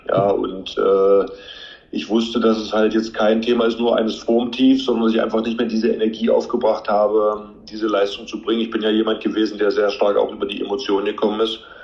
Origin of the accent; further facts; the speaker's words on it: Magdeburg, Saxony-Anhalt, Germany; Ich bin ja gebürtiger Magdeburger